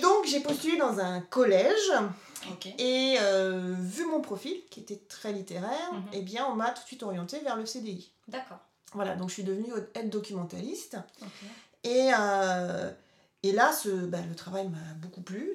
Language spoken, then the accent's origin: French; Cholet, Pays de la Loire, France; born or raised there; moved away